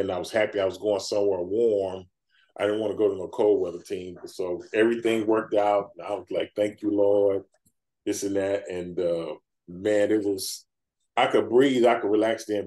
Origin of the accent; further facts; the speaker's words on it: Dallas, Texas, United States; as a kid, um, growing up in Dallas